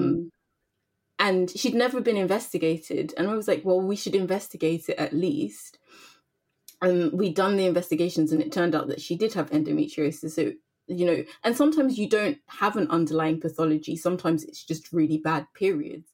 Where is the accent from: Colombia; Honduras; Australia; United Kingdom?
United Kingdom; London; growing up in London, obviously it's multicultural